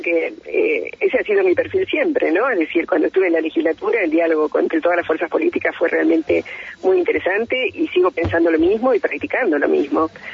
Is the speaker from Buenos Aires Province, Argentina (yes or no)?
yes; Bahía Blanca, Buenos Aires Province, Argentina; now in Neuquén, Argentina; yo nací en otra provincia, nací en Bahía Blanca, me acogió Neuquén